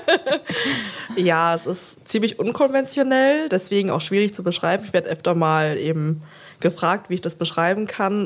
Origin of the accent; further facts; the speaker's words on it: Berlin, Germany; bin äh, Berlinerin und bin damals halt eben aus dem elterlichen Haus in Steglitz halt eben nach Mitte gezogen